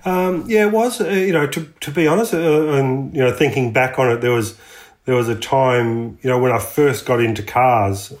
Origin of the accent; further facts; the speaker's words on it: Latrobe Valley, Victoria, Australia; also born or lived in United States; we grew up um, Latrobe Valley, which is a you know power generation area of Victoria